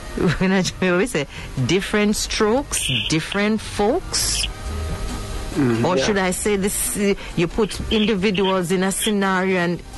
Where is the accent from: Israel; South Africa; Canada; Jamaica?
Jamaica; as Jamaican